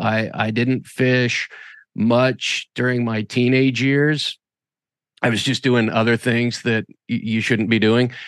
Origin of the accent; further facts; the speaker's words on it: Boise, Idaho, United States; I was born and raised in Boise, Idaho. and I grew up in Boise